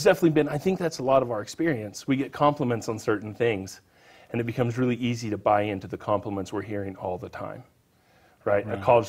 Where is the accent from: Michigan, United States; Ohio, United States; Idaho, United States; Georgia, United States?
Idaho, United States; Wendell; In Wendell, Idaho.